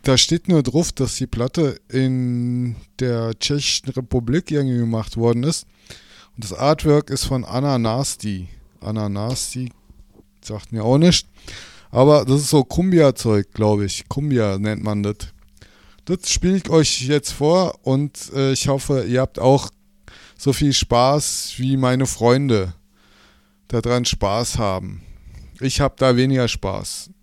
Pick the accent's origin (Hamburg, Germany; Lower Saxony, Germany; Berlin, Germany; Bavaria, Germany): Berlin, Germany; da, wo ich herkomme, aus Berlin